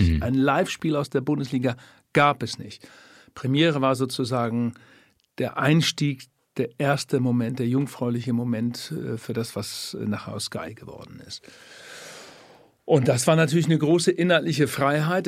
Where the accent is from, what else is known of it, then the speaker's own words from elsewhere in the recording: Lower Saxony, Germany; moved away; also born or lived in Cologne; in meinem Heimatort Tüstringen in der Nähe von Bremen die ganzen Jahre Fußball gespielt